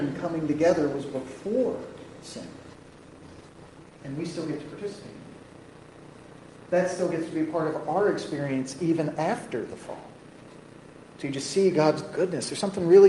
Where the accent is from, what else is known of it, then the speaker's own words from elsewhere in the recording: United States; We're American